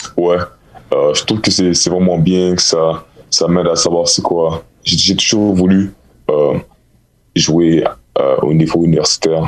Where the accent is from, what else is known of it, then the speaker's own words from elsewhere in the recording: Montreal, Quebec, Canada; je suis de Montréal